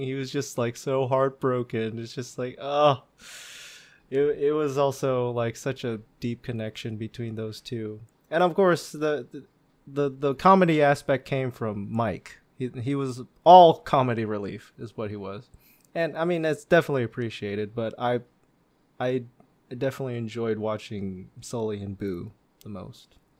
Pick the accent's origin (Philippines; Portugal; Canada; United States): Philippines; something we all can really relate to being Filipino